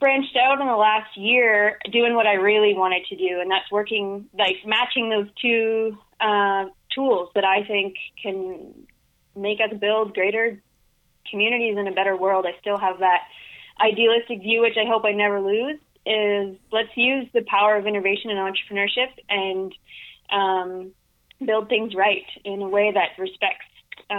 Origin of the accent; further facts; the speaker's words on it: Bloomfield, New Brunswick, Canada; also born or lived in Saint John, New Brunswick; now in Moncton, Canada; I am originally from Bloomfield, New Brunswick